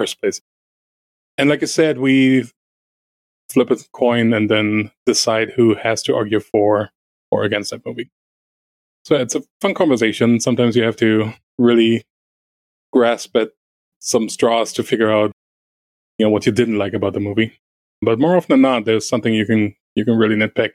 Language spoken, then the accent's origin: English; Germany; first language German; English is a second language; moved away; I'm native German